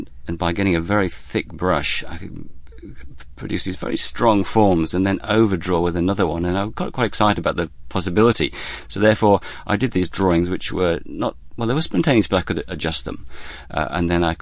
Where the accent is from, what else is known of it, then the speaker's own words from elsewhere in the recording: Lincolnshire, East Midlands, United Kingdom; now in Melbourne, Australia; I come from Lincolnshire on the east coast of England